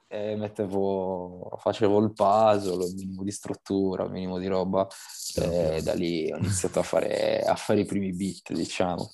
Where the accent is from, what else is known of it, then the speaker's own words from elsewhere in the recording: Sassari, Sardinia, Italy; moved away as an adult; now in Milan, Italy; Per quanto io comunque ami comunque Sassari, eh, la mia terra